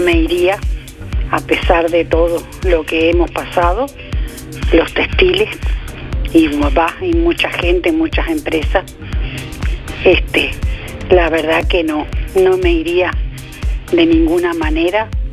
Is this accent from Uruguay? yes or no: yes; Juan Lacaze, Colonia, Uruguay; yo nací y me crié toda la vida acá en Juan la Lacase